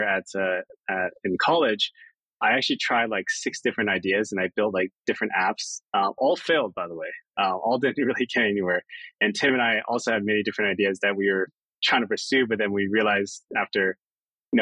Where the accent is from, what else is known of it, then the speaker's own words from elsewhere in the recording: Maryland, United States; moved away as an adult; growing up in Maryland was great. My entire family lived there